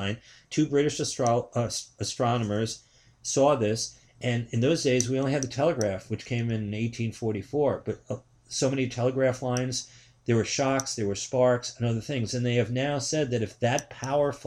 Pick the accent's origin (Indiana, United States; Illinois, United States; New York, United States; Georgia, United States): New York, United States; New York City; I'm from New York City.